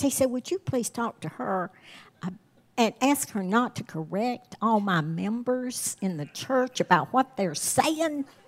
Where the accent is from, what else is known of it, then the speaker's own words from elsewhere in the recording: the South, United States; my husband and I grew up in the South